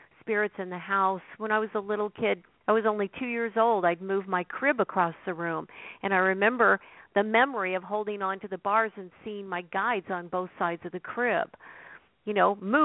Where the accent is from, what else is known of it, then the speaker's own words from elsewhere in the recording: Oregon, United States; I grew up in Oregon, and I grew up on a farm.